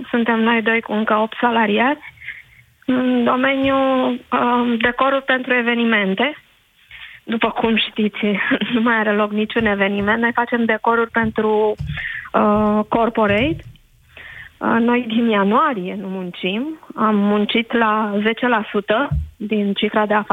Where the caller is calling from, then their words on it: Buftea, Ilfov, Romania; Bună ziua, Alina, sunt din Buftea.